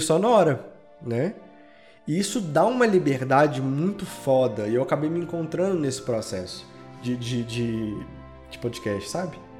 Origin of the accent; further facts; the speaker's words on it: Belo Horizonte, Minas Gerais, Brazil; eu sou de Belo Horizonte